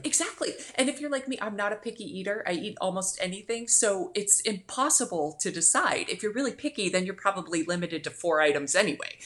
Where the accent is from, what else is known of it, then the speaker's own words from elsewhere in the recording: Cincinnati, Ohio, United States; now in Florida, United States; I grew up in Cincinnati